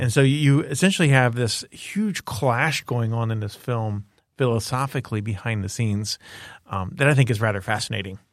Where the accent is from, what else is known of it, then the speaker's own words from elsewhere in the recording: Miami, Florida, United States; I grew up in Miami, Florida